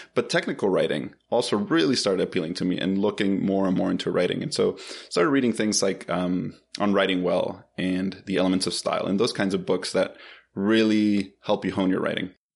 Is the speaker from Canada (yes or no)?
no; Bolivia; also born or lived in Philadelphia, United States / Boston, United States; now in Atlanta, United States; I'm originally from Bolivia